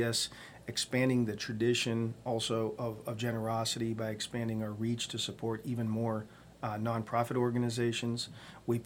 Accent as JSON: {"language": "English", "town": "Youngstown", "region": "Ohio", "country": "United States", "tie": "born or raised there", "said": "I was born and raised in Youngstown, Ohio"}